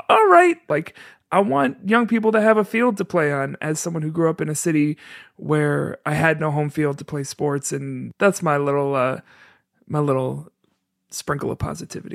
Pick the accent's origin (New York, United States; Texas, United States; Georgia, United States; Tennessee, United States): New York, United States; now in Chicago, United States; I'm not from Chicago, I'm from New York.